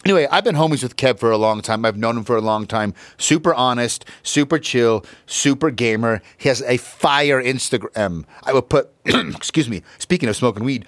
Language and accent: English; Utah, United States; I am from Utah